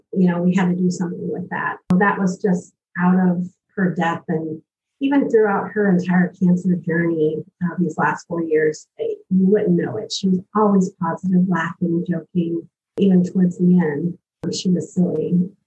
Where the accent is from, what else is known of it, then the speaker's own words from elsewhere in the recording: United States; I'm originally from North County